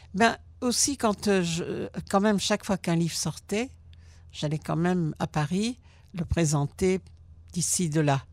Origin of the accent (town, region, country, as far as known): Belgium; born or raised there; also born or lived in Germany; now in Israel